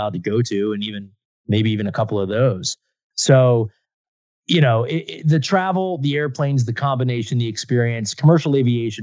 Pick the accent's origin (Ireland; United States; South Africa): United States; Philadelphia, Pennsylvania; I grew up in the Philadelphia area